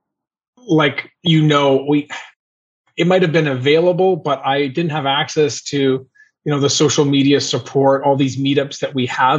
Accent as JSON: {"language": "English", "town": "Montreal", "region": "Quebec", "country": "Canada", "tie": "born or raised there", "said": "I'm born and raised in Montreal"}